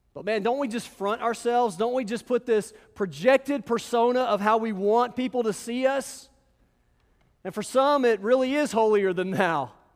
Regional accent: Memphis, Tennessee, United States; I'm from Memphis

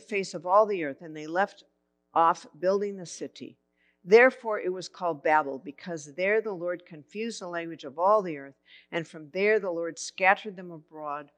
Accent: Santa Barbara, California, United States; I grew up in Santa Barbara.

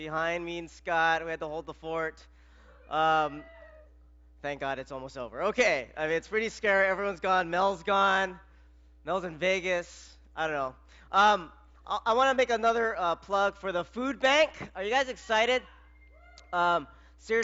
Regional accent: Philippines; I'm Filipino

